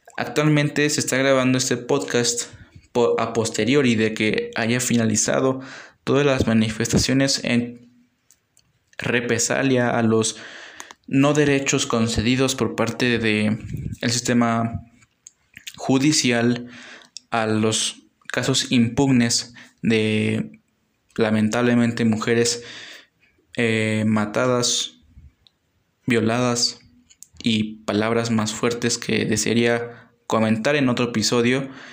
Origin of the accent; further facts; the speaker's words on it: Mexico; como pueblo mexicano